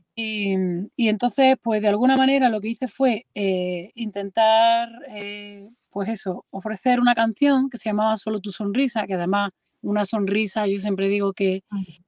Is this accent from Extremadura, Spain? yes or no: no; Andalusia, Spain; moved away as an adult; now in Madrid, Spain; yo estoy residiendo en Madrid y soy andaluza